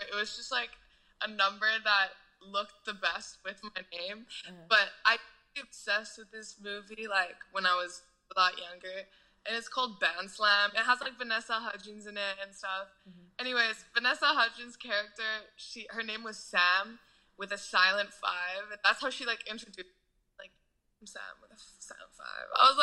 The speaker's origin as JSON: {"language": "English", "country": "Canada", "said": "I'm Canadian"}